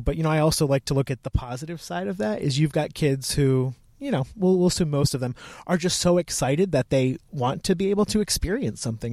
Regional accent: Connecticut, United States; moved away as an adult; also born or lived in Virginia; I'm from Connecticut, but I went down to Virginia, to the University of Virginia.

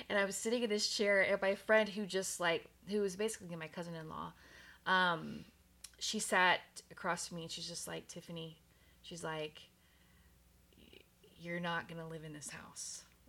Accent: Texas, United States; moved away; I'm from Texas. And so moving from Texas mm-hmm. to Oregon, mm-hmm. it was such a big freaking deal.

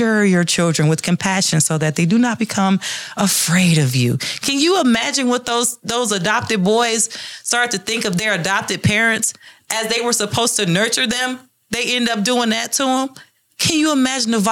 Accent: Detroit, Michigan, United States; And I grew up in Detroit in the ghetto where crime and drug was rampant

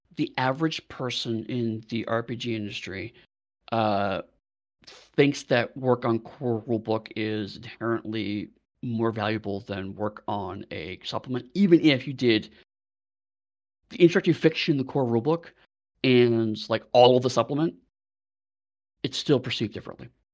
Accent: United States; now in United Kingdom

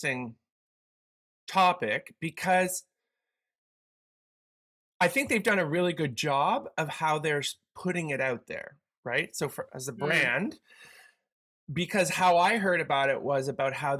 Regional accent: Canada; we Canadians

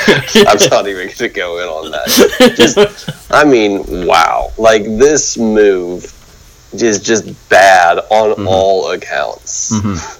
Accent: Memphis, Tennessee, United States; That's because I grew up in Memphis, Tennessee.

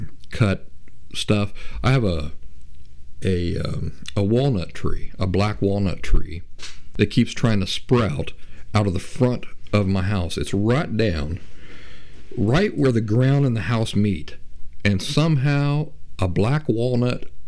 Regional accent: Appalachia, United States; growing up in Appalachia

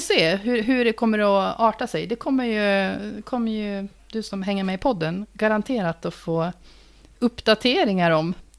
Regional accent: Uppsala, Uppsala County, Sweden; born or raised there

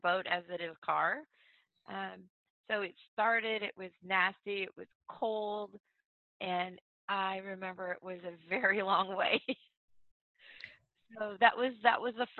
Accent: Indiana, United States; I'm from Indiana

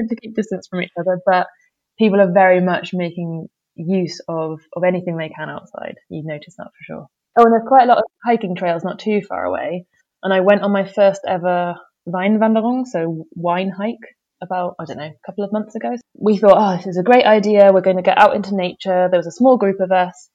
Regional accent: United Kingdom; moved away as an adult; now in Germany; as a Brit

